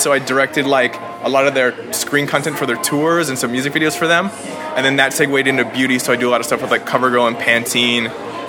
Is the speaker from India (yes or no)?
no; Canada; moved away as an adult; now in Los Angeles, United States; I grew up in Canada.